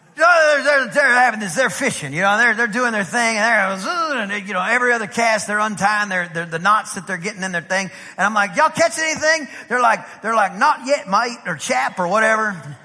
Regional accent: East Texas, United States; I'm from East Texas.

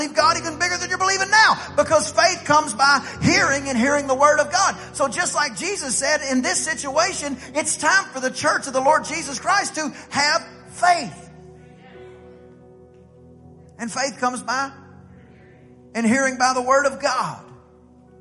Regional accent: East Texas, United States; I'm from East Texas

